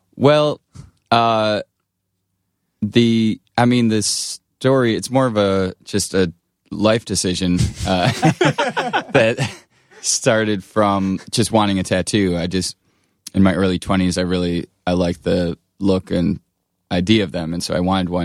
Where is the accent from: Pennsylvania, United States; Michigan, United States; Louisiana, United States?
Michigan, United States; Blissfield; I grew up in Michigan, uh, Southeast Michigan, near, it's called Blissfield